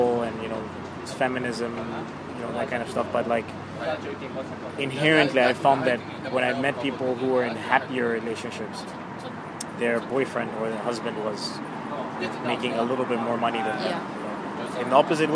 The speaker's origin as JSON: {"language": "English", "country": "Zambia", "moved": "yes", "said": "I'm originally from Zambia, southern Africa."}